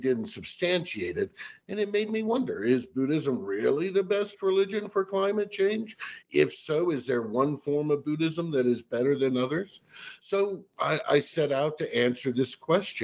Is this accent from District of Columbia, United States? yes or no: yes; Washington, District of Columbia, United States; I'm originally from the Washington, D.C. area.